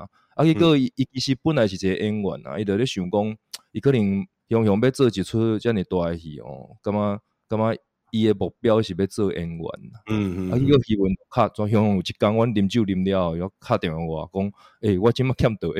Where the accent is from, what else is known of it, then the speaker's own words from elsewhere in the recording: Taiwan; 我们台湾人然后演一个英国的故事那样的感觉，